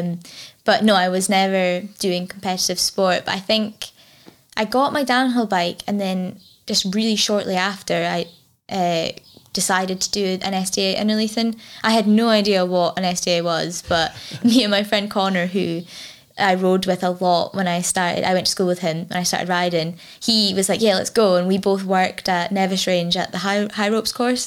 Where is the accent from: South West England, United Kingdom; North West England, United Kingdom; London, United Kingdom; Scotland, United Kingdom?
Scotland, United Kingdom; Fort William; I grew up, uh, like, outside of Fort William, uh, climbing trees